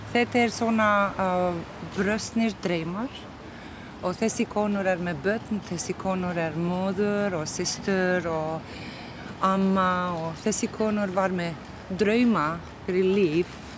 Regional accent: Kosovo; Icelandic is a second language; moved away as an adult; now in Iceland; ég er frá Balkan, ég er Kosovar kona og listakona

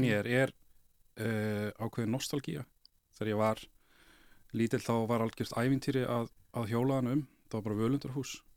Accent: Kópavogur, Capital Region, Iceland; ég ólst upp í Kópavægi

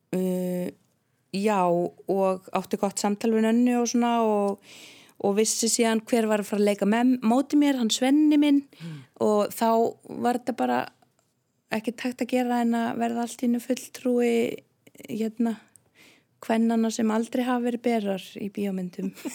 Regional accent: Vík í Mýrdal, Southern Region, Iceland; moved away; also born or lived in Reykjavík; ég elst upp í Viki Myrdal

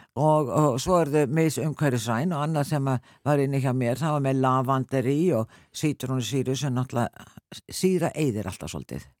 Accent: Selfoss, Southern Region, Iceland; ég, náttúrulega frá Selfoss

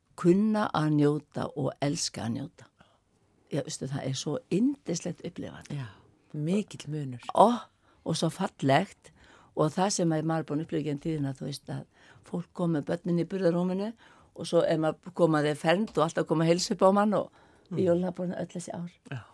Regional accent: Skopun, Sandoy, Faroe Islands; now in Iceland; Ég kem frá Skopun

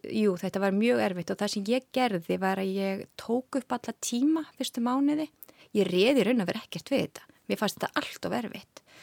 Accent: Hafnarfjörður, Capital Region, Iceland; moved away as an adult; also born or lived in Reykjavík / Paris / Luxembourg; now in Switzerland; Ég er fætt og uppalinn á Íslandi í Hafnaferði

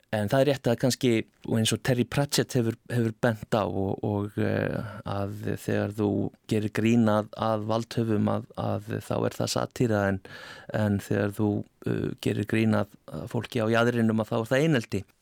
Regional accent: Iceland; Við erum greinilega Íslandingar

